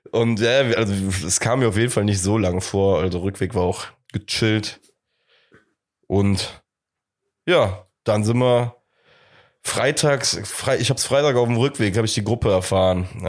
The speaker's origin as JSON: {"language": "German", "town": "Cologne", "region": "North Rhine-Westphalia", "country": "Germany", "said": "Auch lustig, dass wir als Kölner innerhalb von fünf Jahren erstmal ähm, Belgrad einmal komplett durchkreuzen."}